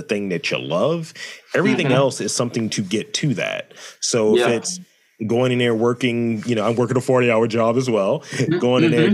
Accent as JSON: {"language": "English", "town": "Baltimore", "region": "Maryland", "country": "United States", "said": "I'm from East Baltimore"}